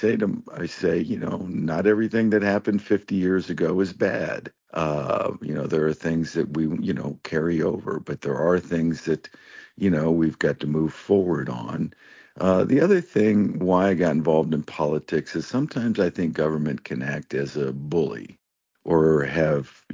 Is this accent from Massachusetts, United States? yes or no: no; Cuyahoga Falls, Ohio, United States; I grew up in Cuyahoga Falls